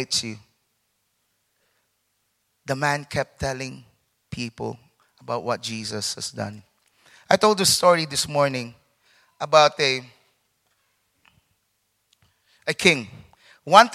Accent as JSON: {"language": "English", "country": "Philippines", "also_born_or_lived": "London", "moved": "yes", "said": "I'm a Filipino"}